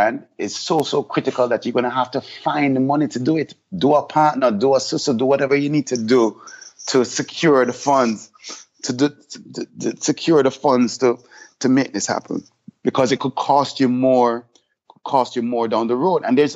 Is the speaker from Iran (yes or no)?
no; Jamaica; now in Miami, United States; as Jamaicans